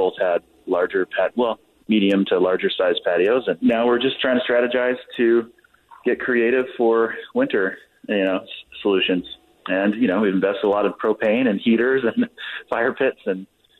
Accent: Salt Lake City area, Utah, United States; come back to my hometown

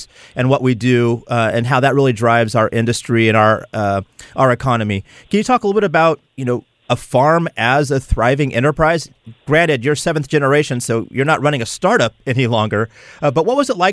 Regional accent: California, United States; now in St. Louis, United States; I'm from California originally.

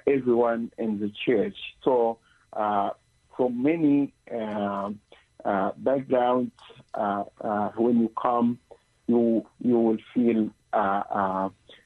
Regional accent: Egypt; moved away as an adult; now in Pittsburgh, United States; I am from Egypt, and I grew up in a Christian family

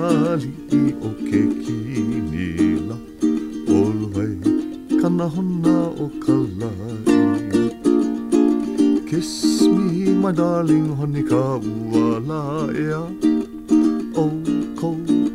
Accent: Hawaii, United States; some basic Hawaiian songs that I enjoy, like maybe one from my hometown

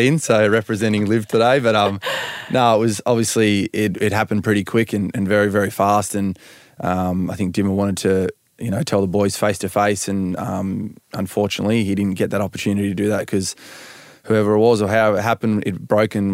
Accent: Perth, Western Australia, Australia; now in Melbourne, Australia; we're both from Perth

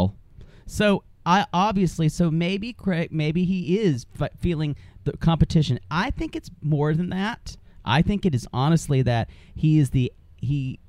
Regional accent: South Carolina, United States; I'm from South Carolina

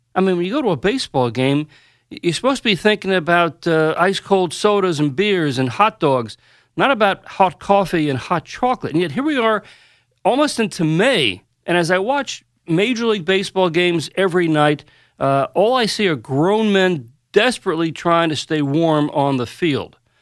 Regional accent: New York, United States; I grew up here in New York

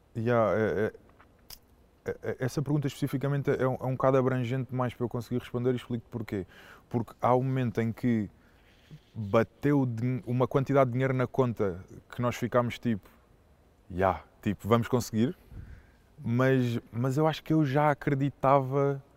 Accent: Setúbal, Portugal; moved away; also born or lived in Oeiras / Alenquer / Cascais; Eu considero, considero Setúbal a minha terra no sentido do sítio onde eu, onde eu cresci

